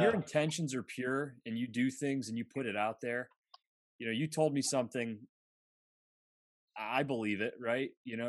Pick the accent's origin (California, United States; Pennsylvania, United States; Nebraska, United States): Pennsylvania, United States; Bradford; I'm from Bradford, Pennsylvania, which is really close to the Seneca Nation of Indians, so a reservation.